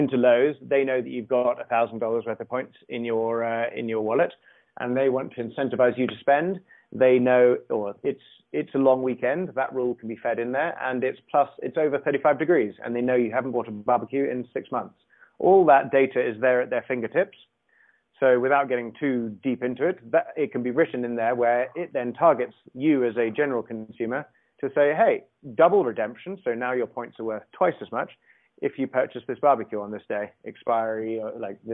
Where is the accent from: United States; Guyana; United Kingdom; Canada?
United Kingdom; England; I'm English